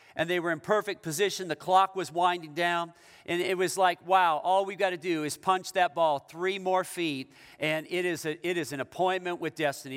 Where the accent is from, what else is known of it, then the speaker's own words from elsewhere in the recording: Issaquah, Washington, United States; I'm from the Seattle area. I'm from Issaquah, but that's the east side of Seattle.